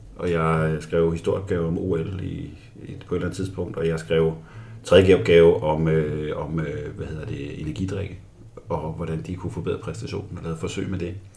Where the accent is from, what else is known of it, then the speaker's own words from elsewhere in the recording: Albertslund, Capital Region of Denmark, Denmark; Jeg voksede op i Albertslund øh, som 14-årig